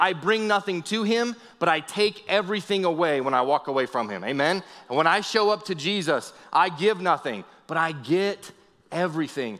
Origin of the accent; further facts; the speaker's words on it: New England, Vermont, United States; also born or lived in Tennessee / Arkansas / California / Texas; now in Las Vegas, United States; I grew up in New England, Vermont, and then I moved to Tennessee